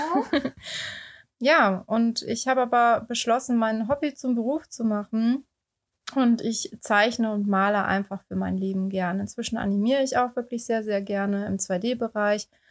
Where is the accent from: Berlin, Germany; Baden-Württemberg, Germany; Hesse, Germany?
Baden-Württemberg, Germany; moved away as an adult; also born or lived in Heidelberg / Oldenburg; now in Hamburg, Germany; komme gebürtig aus Baden-Württemberg